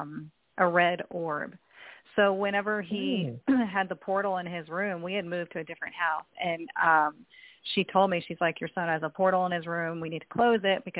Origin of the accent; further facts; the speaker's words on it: Texas, United States; I grew up in Texas